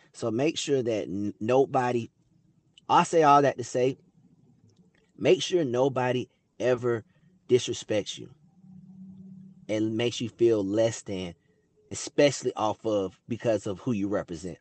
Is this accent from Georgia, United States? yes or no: yes; Atlanta, Georgia, United States; growing up in Atlanta